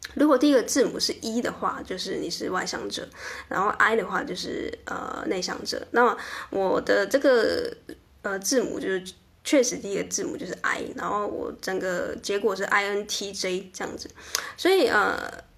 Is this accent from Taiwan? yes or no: yes; southern Taiwan, Taiwan; moved away as an adult; also born or lived in Taipei; 因为我在台北上班过一阵子，那因为我是南部人